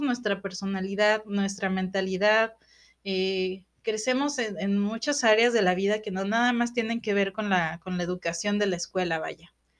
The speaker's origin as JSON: {"language": "Spanish", "country": "Mexico", "said": "como mexicanos"}